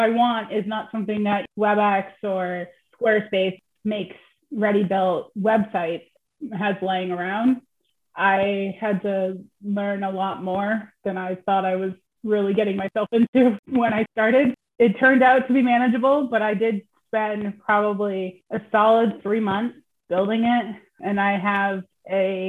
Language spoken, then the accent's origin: English; United States; As I'm American